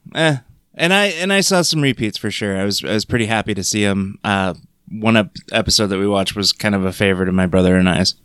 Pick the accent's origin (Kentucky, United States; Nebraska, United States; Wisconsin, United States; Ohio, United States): Nebraska, United States; Crete; me growing up in Crete, Nebraska, watching Thundercats after school